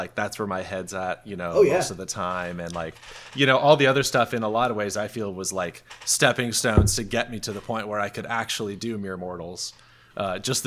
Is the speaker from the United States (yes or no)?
yes; Longmont, Colorado, United States; moved away as an adult; also born or lived in Denver, Colorado / Broomfield, Colorado; now in Los Angeles, United States; Longmont, Colorado